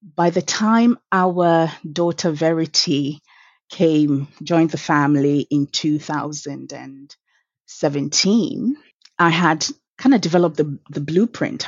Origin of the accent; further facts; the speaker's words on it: Accra, Greater Accra, Ghana; I was born in 1982 at Legon Hospital. And um, I grew up in Accra Central